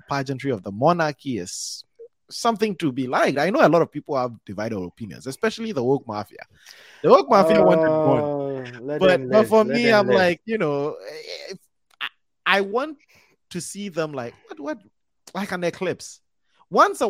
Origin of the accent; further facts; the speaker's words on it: Kumasi, Ashanti, Ghana; moved away; also born or lived in Wisconsin; I'm from Kumasi, Wisconsin